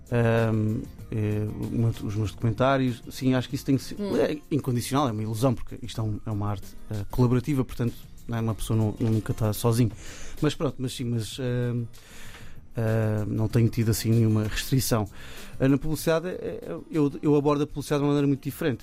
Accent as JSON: {"language": "Portuguese", "town": "Cascais", "region": "Lisbon", "country": "Portugal", "tie": "born or raised there", "said": "Eu, cresci em Cascais"}